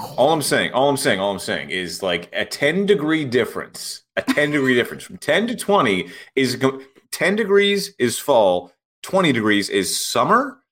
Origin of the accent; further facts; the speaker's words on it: Pittsburgh, Pennsylvania, United States; my hometown Pittsburgh Pirates